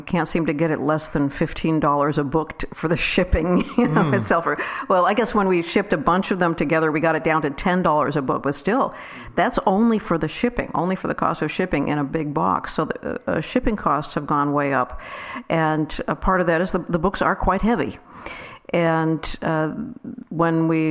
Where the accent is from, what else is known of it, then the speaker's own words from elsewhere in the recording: Downers Grove, Illinois, United States; now in Nashville, United States; Downers Grove, Illinois is my hometown